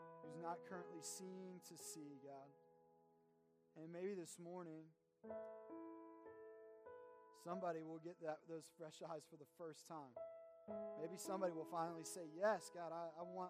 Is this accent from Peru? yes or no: no; Kentucky, United States; moved away; I come from Kentucky